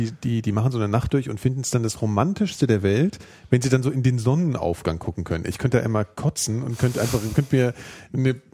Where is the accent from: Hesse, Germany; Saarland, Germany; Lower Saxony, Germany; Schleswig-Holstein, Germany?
Hesse, Germany; Frankfurt; in Frankfurter U-Bahn haben sie alle C&A-Anzüge an, ja, da wo ich herkomme